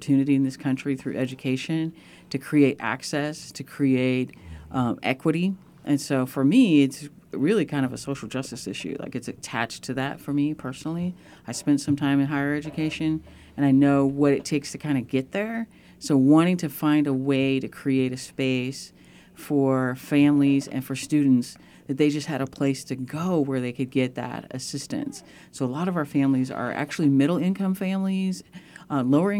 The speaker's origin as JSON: {"language": "English", "town": "San Francisco", "region": "California", "country": "United States", "tie": "born or raised there", "lives_now": "Santa Barbara, United States", "said": "I grew up in the Bay Area, grew up in San Francisco"}